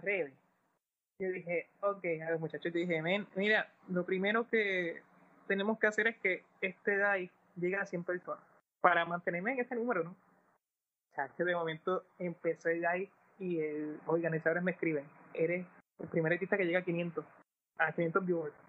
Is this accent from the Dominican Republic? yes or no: no; Puerto Rico; somos de Puerto Rico